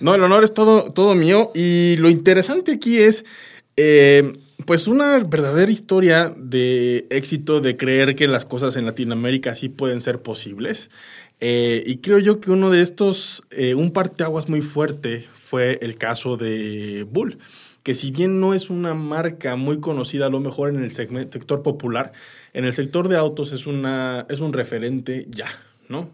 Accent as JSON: {"language": "Spanish", "country": "Mexico", "said": "como mexicano"}